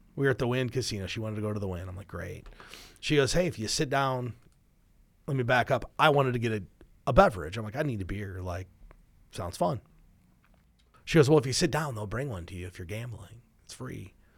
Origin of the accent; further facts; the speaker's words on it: Midwest, United States; we're from the Midwest, so we get cold winters